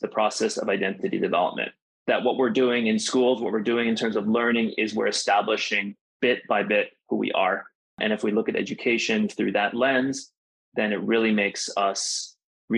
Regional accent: United States; moved away as an adult; growing up in the United States and being biracial, being multicultural, starting multilingual, then becoming monolingual

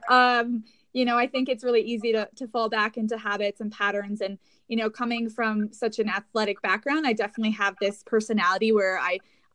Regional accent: Aspen, Colorado, United States; also born or lived in Incline Village, Nevada; I grew up in Aspen, Colorado

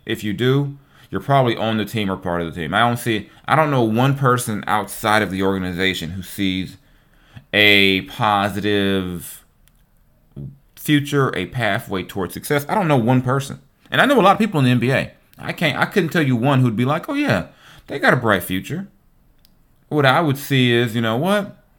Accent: Long Beach, California, United States; my hometown, Long Beach, California. You know, where I came of age

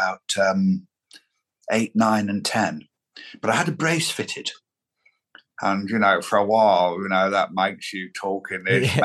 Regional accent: Lancashire, North West England, United Kingdom; growing up in Lancashire in the 1970s was a very lovely scene in which to have your childhood.

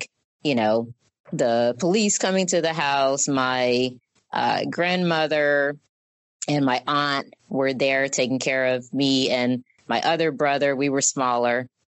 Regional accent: Mobile, Alabama, United States; also born or lived in Detroit, Michigan; that's the reason we moved back home to Mobile, where my mom's grandmother lived

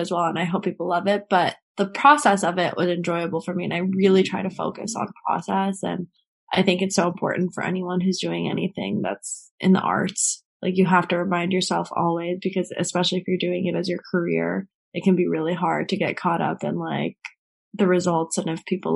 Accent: Marin County, California, United States; also born or lived in San Francisco; now in New York City, United States; I'm originally from Marin County, right outside of San Francisco. Well, if we're getting really original, I'm from San Francisco. I was born there and was there until I was three, and then I moved to the suburbs

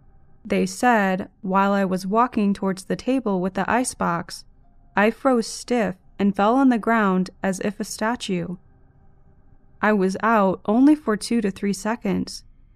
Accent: India; At this point, I would like to clarify, I'm from India, and back then I still hadn't traveled to Europe

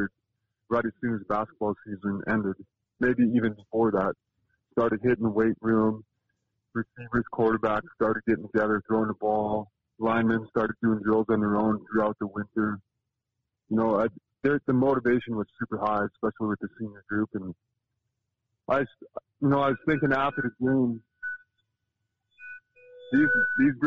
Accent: Minnesota, United States; moved away; I grew up in Minnesota.

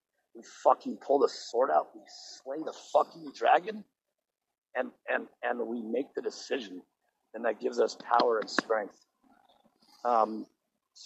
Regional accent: Boulder, Colorado, United States; I'm from Boulder, Colorado.

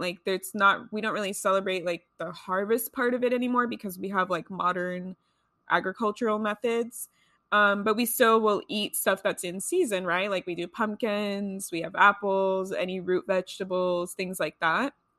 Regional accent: Los Angeles, California, United States; I grew up here in Los Angeles

